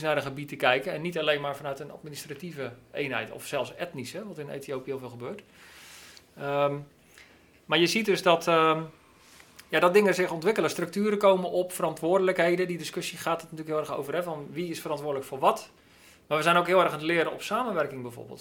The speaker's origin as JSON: {"language": "Dutch", "country": "Netherlands", "said": "we dat als Nederlanders"}